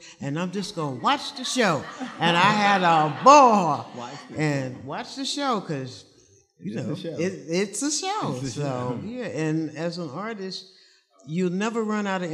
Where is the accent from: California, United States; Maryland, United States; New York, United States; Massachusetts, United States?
New York, United States; New York City; was born and raised in Harlem, and this is the early 60s